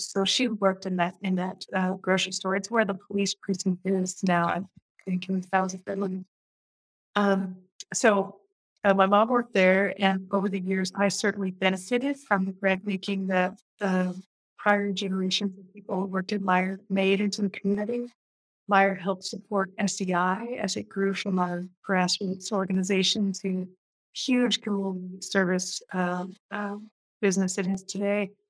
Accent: Portland, Oregon, United States; moved away as an adult; also born or lived in Minnesota / Bay Area, California / New York City; I am a Portlander, fourth generation Portlander. And I grew up in Northeast Portland.

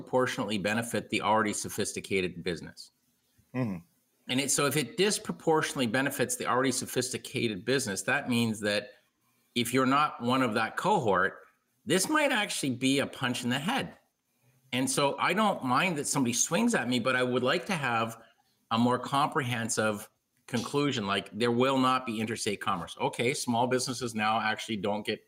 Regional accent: Canada; I'm the Canadian guy

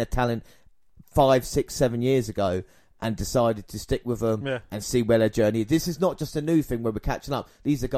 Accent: United Kingdom; with these, obviously it's a personal thing because obviously we're British as well.

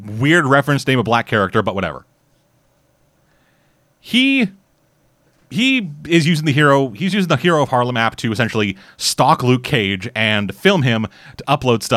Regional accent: Canada; I'm Canadian

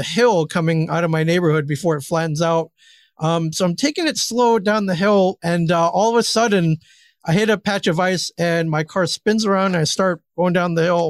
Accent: Ann Arbor, Michigan, United States; moved away as an adult; I grew up in Ann Arbor. That's where I went to school.

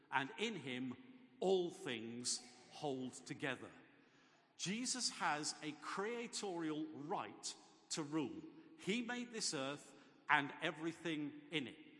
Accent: England, United Kingdom; I do actually tend to think of myself more as English than British

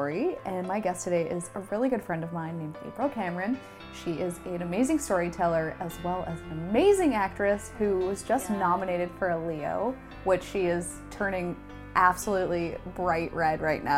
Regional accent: Canada; And my mom's like, oh, we're from Canada.

